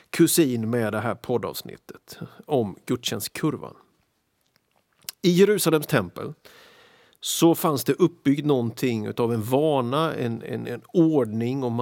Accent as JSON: {"language": "Swedish", "town": "Philadelphia", "region": "Pennsylvania", "country": "United States", "tie": "born or raised there", "said": "Alltså när jag växte upp så gick jag på jättemycket möten i det lilla kapellet, lilla församlingen som jag växte upp i Philadelphia."}